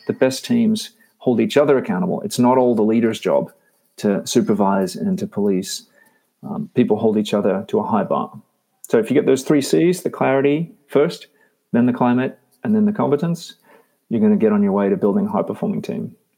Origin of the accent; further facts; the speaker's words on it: Australia; also born or lived in Texas; now in United States; I did grow up in Australia